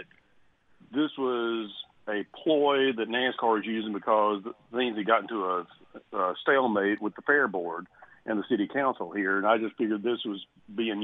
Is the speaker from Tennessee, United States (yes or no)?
yes; Nashville, Tennessee, United States; my hometown